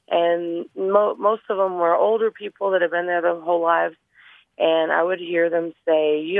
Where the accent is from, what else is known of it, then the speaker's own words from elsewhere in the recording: Dallas, Texas, United States; also born or lived in Northwest Arkansas; now in Western Montana, United States; I grew up in Dallas. I spent a lot of time in uh, Northwest Arkansas